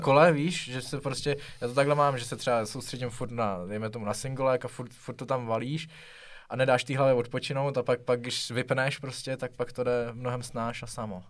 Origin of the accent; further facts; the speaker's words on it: Pardubice, Pardubice Region, Czechia; já jsem z Pardubic